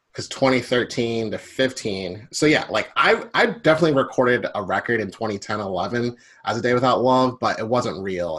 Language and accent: English; Philadelphia, Pennsylvania, United States; also born or lived in Glenside; I was born and raised in Philly.